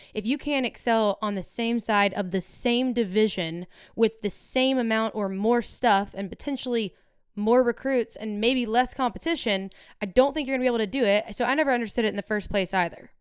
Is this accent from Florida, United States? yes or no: no; Memphis, Tennessee, United States; I'm from Memphis